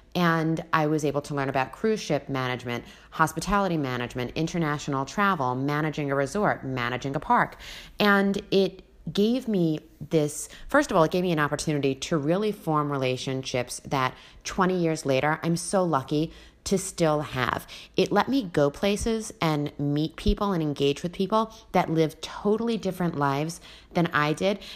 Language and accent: English; Long Island, New York, United States; moved away as an adult; also born or lived in Las Vegas; when I came from Long Island